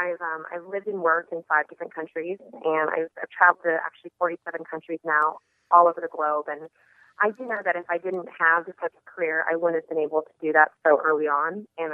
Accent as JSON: {"language": "English", "town": "Sacramento", "region": "California", "country": "United States", "also_born_or_lived": "Las Vegas, Nevada", "said": "I moved to Las Vegas from Sacramento, California, to study hotel management at the University of Nevada, Las Vegas."}